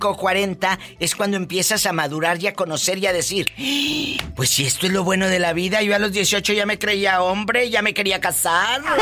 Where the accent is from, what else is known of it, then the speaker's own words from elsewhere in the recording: Meoqui, Chihuahua, Mexico; En Meoqui, Chihuahua.